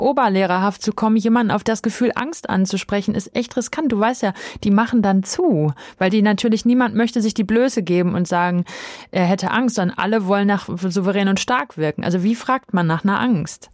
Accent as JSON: {"language": "German", "town": "Dortmund", "region": "North Rhine-Westphalia", "country": "Germany", "tie": "born or raised there", "said": "ich bin in Dortmund aufgewachsen"}